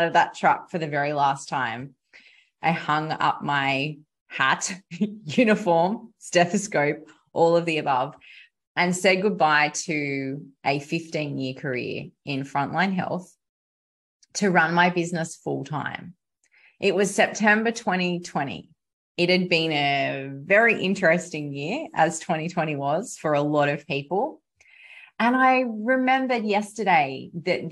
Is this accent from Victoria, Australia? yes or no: no; South West Rocks, New South Wales, Australia; here in my hometown. Of Southwest Rocks in New South Wales, Australia.